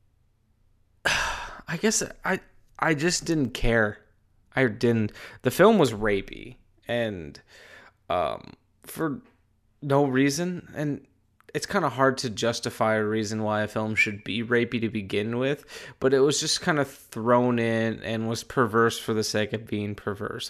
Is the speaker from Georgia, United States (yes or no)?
no; Wisconsin, United States; I'm from Wisconsin